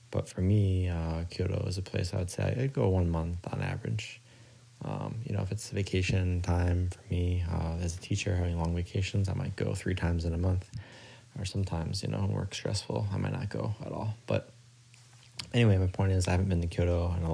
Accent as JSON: {"language": "English", "region": "Midwest", "country": "United States", "tie": "born or raised there", "moved": "as an adult", "lives_now": "Kobe, Japan", "said": "where I grew up in the Midwest, but in America."}